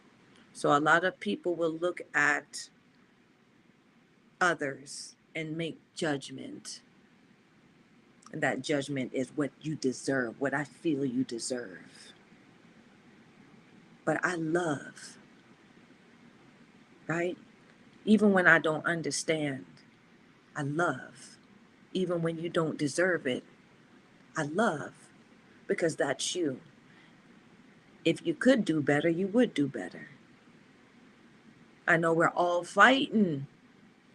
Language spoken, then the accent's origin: English; the South, United States; I'm a Southern gal, too. I grew up in the South